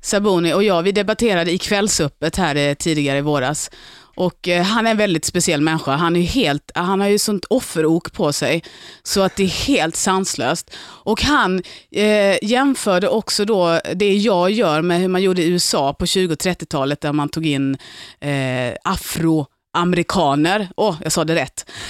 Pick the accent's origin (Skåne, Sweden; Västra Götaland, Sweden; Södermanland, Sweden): Skåne, Sweden; Lund; moved away as an adult; also born or lived in Gothenburg; now in Stockholm, Sweden; jag är från Lund, jag är uppväxt i Lund.